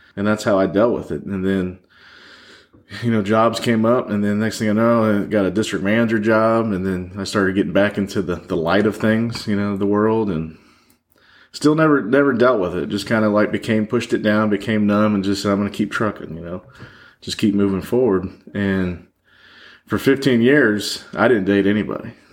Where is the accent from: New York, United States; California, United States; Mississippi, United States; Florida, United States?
Florida, United States; Orlando; moved away; also born or lived in Michigan; I grew up in Orlando